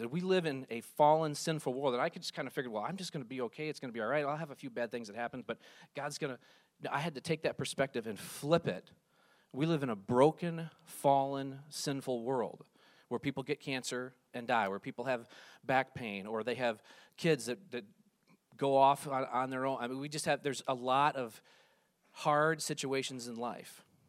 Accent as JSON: {"language": "English", "town": "Ludington", "region": "Michigan", "country": "United States", "tie": "born or raised there", "said": "I grew up in West Michigan in the town of Ludington."}